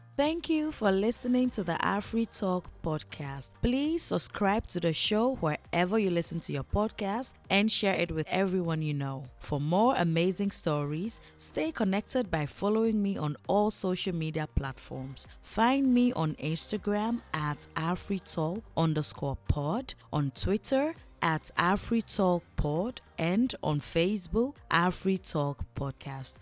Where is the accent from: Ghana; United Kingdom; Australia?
Ghana; moved away; also born or lived in Togo; growing up in Ghana and in Togo